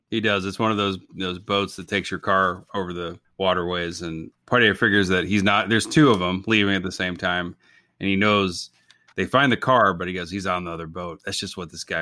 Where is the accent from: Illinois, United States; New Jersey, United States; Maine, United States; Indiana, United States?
Illinois, United States; I grew up in Illinois